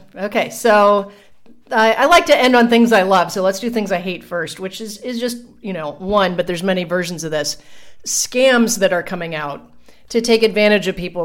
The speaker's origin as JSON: {"language": "English", "town": "Columbus", "region": "Ohio", "country": "United States", "moved": "yes", "lives_now": "Puerto Rico", "said": "when I go back to visit Columbus"}